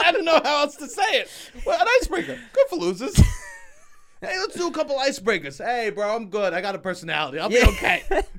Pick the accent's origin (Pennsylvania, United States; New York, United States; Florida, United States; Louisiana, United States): New York, United States; New York City; I'm from Staten Island.